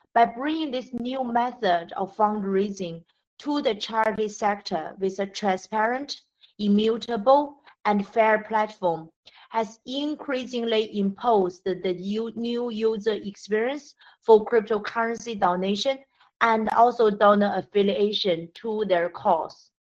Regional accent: China; moved away; also born or lived in Britain / Africa; I grew up in China, educated in Britain, and worked uh, in more than 10 years in Africa.

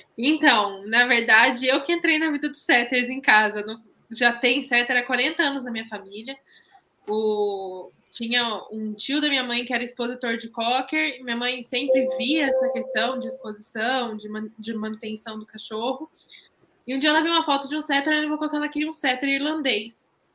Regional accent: Londrina, Paraná, Brazil; sou de Londrina, no Paraná

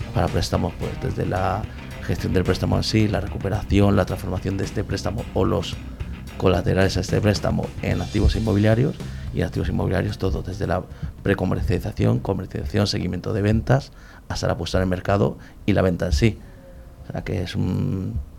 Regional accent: Madrid, Community of Madrid, Spain; De Madrid, soy, soy nacional puro.

